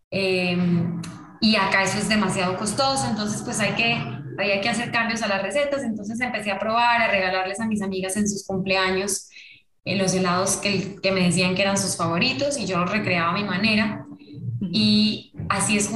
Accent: Colombia; moved away; nosotros nos vinimos de Colombia hace muchos años. Me vine con mis papás y con algunos de mis hermanos hace como 20 años

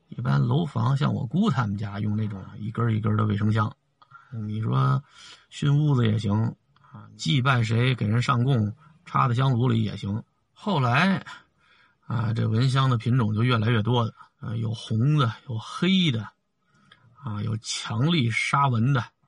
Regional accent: Beijing, China; 我们北京人几百年都是下那天光膀子这么过来的

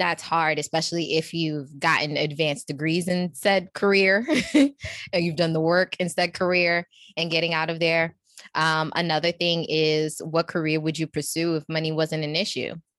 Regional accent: New York, United States; I'm from New York

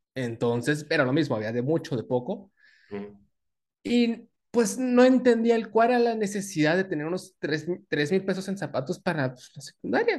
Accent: Tabasco, Mexico; also born or lived in Veracruz; now in Mexico City, Mexico; Nosotros somos sureños que vivimos en el, en el DF.

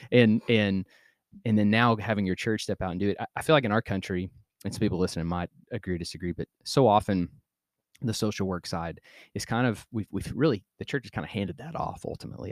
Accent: United States; I'm American

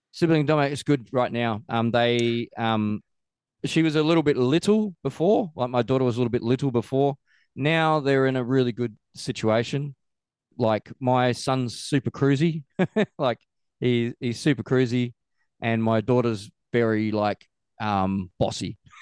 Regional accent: Australia; also born or lived in Queenstown, New Zealand / Christchurch, New Zealand; now in New Zealand; I'm from Australia originally

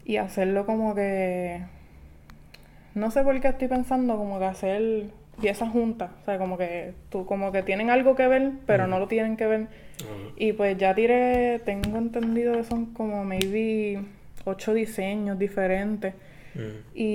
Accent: Quebradillas, Puerto Rico; porque yo soy de quebradilla.

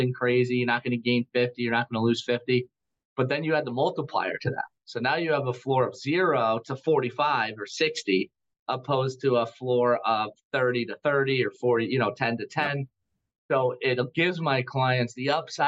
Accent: United States; I am an American

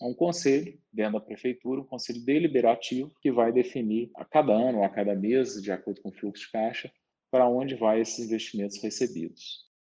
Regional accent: Minas Gerais, Brazil; eu sou aqui de Minas Gerais

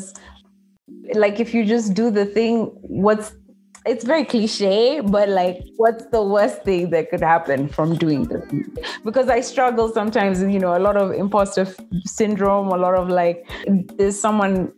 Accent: Nairobi, Kenya; I grew up in Nairobi, Kenya, and I went to school here

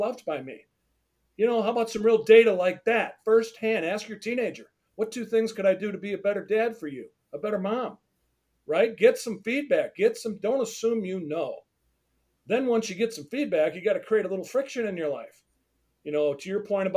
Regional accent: Detroit, Michigan, United States; I'm from Detroit

